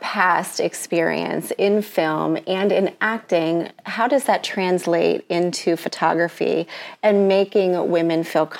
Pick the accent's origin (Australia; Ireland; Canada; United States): United States; Pittsburgh, Pennsylvania; now in New York, United States; I'm a transplant from Pittsburgh